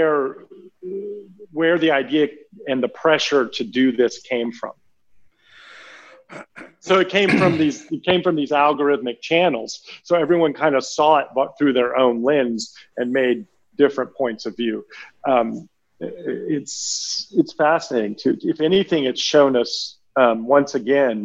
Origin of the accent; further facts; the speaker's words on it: Texas, United States; as the American on here, and a Texan, no less.